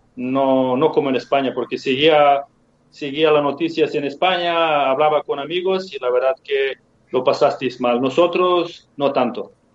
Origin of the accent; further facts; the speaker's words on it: Serbia; Spanish is a second language; moved away as an adult; also born or lived in Mallorca, Spain; yo llegué ah, de Serbia